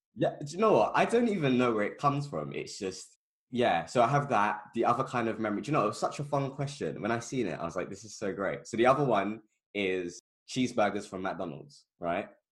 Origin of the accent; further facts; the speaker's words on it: London, United Kingdom; I've lived in the same area my entire life, basically, um, Northwest London